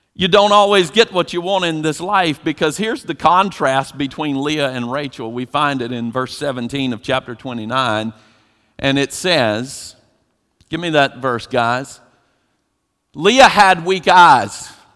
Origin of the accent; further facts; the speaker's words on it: Eastern North Carolina, United States; growing up in Eastern North Carolina